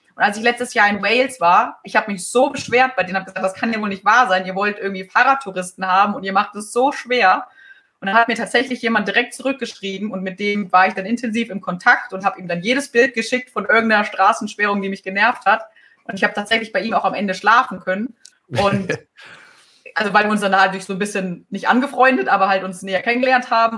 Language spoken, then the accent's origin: German; Germany; als Deutscher